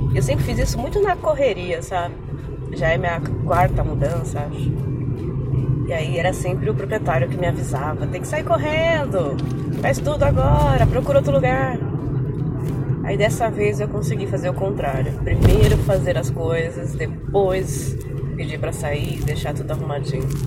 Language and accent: Portuguese; ABC Paulista, São Paulo, Brazil; eu sou da BC, que são cidades vizinhas